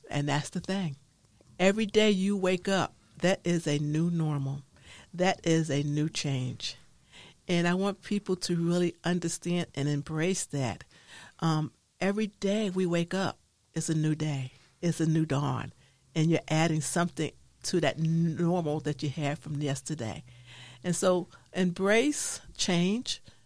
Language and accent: English; New York City, New York, United States; growing up in the Harlem in New York City